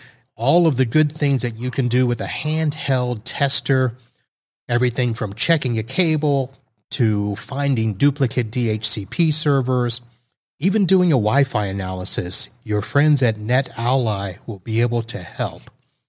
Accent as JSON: {"language": "English", "region": "Texas", "country": "United States", "said": "We're from Texas. We don't need to get all that hyped up."}